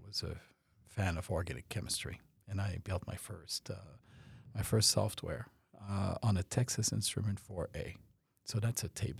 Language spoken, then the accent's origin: English; France; also born or lived in Canada; now in United States; So I'm French. I was born in France and moved to Canada, went back and forth, and then moved to the U.S.